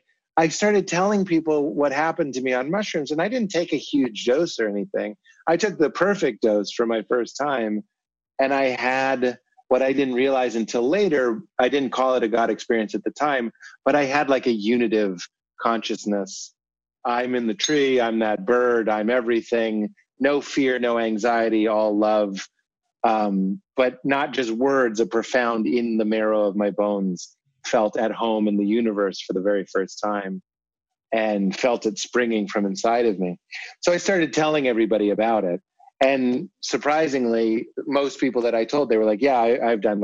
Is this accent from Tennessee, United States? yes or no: no; Boston, Massachusetts, United States; We're both from Boston.